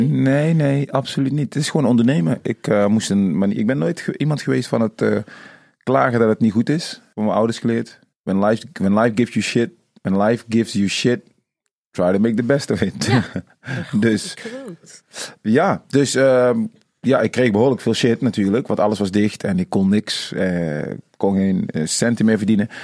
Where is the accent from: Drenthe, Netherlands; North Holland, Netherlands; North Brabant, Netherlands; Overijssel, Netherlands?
North Brabant, Netherlands; Tilburg; also born or lived in Suriname; ik ben in Tilburg opgegroeid, geboren in Suriname